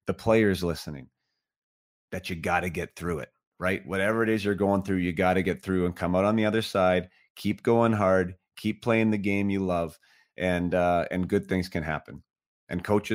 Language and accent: English; Vernon, British Columbia, Canada; my hometown, and that hometown is Vernon, British Columbia